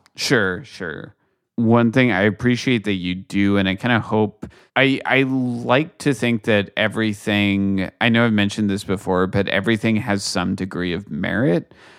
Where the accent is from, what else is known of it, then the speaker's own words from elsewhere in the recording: United States; as an American